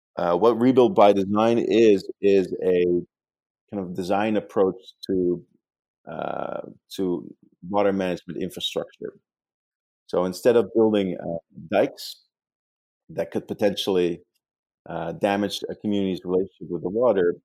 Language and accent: English; Netherlands; English is a second language; now in New York, United States; I actually grew up in the Netherlands